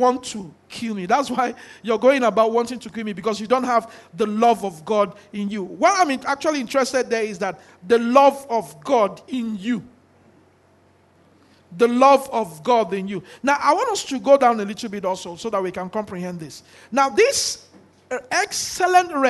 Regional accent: Nigeria; we are all from Nigeria

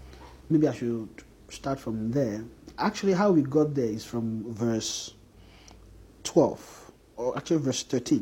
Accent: Nigeria; a Nigerian man

